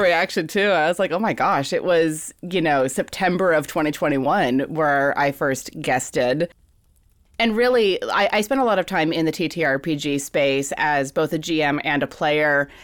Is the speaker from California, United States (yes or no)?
no; Fairbanks, Alaska, United States; now in San Francisco Bay Area, United States; I was born and raised in Fairbanks, Alaska